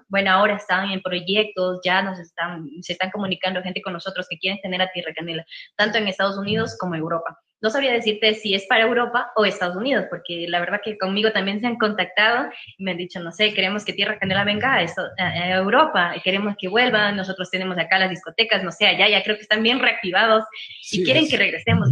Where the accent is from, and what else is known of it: Ecuador